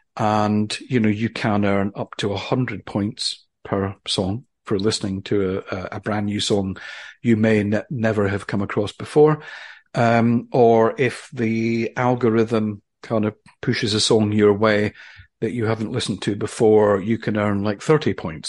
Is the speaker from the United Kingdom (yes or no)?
yes; Aberdeen, Scotland, United Kingdom; now in London, United Kingdom; I'm from Aberdeen in Scotland